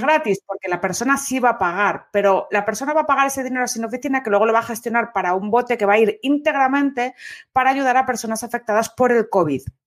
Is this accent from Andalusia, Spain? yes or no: no; Asturias, Spain; bable es lo que hablamos en Asturias